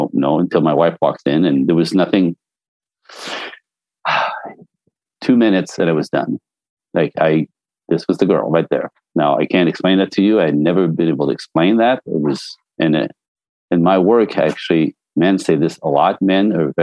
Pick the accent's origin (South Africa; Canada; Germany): Canada; now in Los Angeles, United States; I'm French Canadian. So I was born in a snowbank